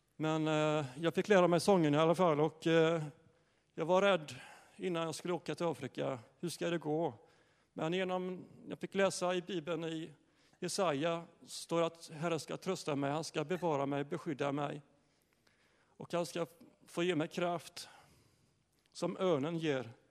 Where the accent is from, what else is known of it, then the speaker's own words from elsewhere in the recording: Ryd, Sweden; jag är uppväxt i Ryd